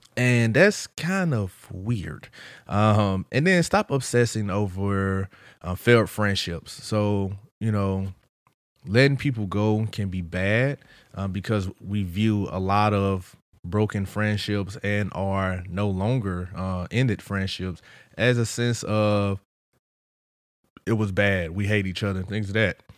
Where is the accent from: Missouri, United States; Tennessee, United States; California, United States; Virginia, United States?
Missouri, United States; St. Louis; I'm from Saint Louis